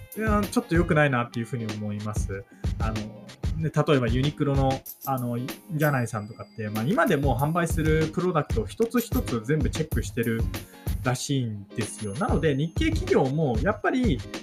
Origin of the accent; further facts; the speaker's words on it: Japan; now in Taiwan; 実績も何もないような日本人の僕が